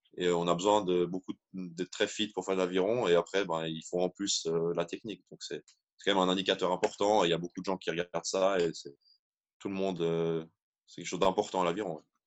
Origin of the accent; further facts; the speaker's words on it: Switzerland; en tant que petit Suisse